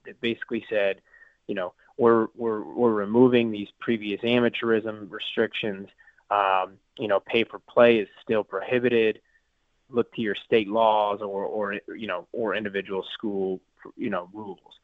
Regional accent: small community near Manhattan, Kansas, United States; being from a you know from a small community nearby Manhattan

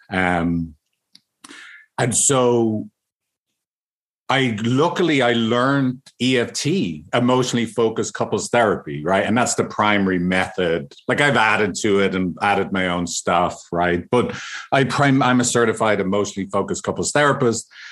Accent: Ireland; I'm from Ireland

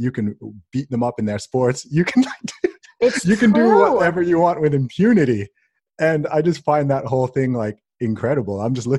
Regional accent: Saudi Arabia; also born or lived in England; I mean, I was born in England, grew up in Saudi Arabia. My family's from Nigeria.

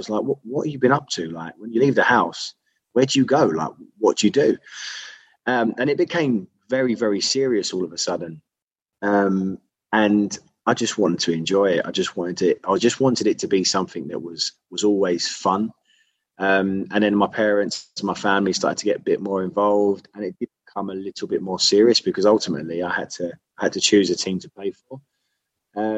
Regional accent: London, United Kingdom; I grew up in Whitechapel.

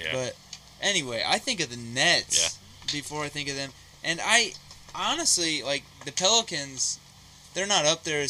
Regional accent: Ohio, United States; we're both from Ohio.

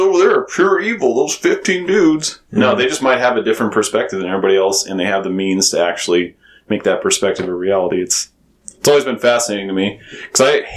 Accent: Magic Valley, Idaho, United States; I'm from the Magic Valley originally.

